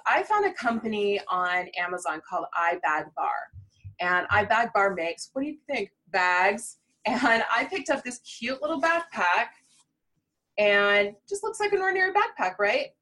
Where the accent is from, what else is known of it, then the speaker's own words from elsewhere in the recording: Midwest, United States; I'm a Midwesterner